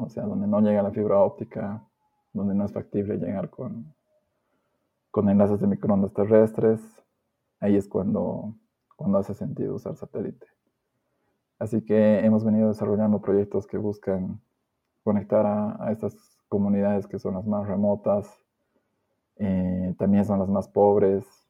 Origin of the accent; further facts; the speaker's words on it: La Paz, Bolivia; yo soy de la ciudad de La Paz, nacido y criado acá